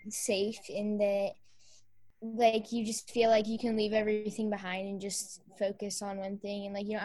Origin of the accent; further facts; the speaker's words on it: Utah, United States; I'm from Utah